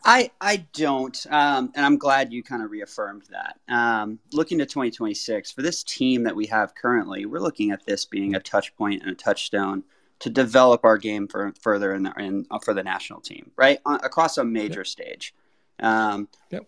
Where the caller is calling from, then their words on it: Fort Moore, Georgia, United States; calling from uh, Fort Moore, Georgia